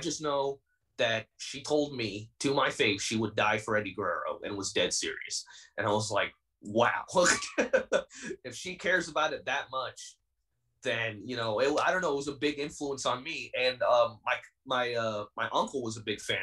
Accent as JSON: {"language": "English", "town": "New York City", "region": "New York", "country": "United States", "tie": "born or raised there", "moved": "yes", "said": "living in New York was, it hardened me up, as every New Yorker would say"}